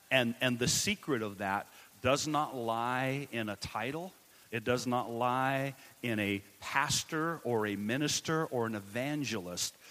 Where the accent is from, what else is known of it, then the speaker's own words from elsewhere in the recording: Washington, United States; also born or lived in Richlands, Virginia; I'm from uh, Washington, out west